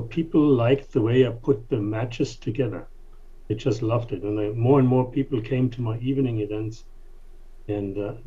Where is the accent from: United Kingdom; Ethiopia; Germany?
Germany; English is a second language; moved away as an adult; also born or lived in King of Prussia, Pennsylvania; now in United States; So, but I am from Germany. Moved here in 1985.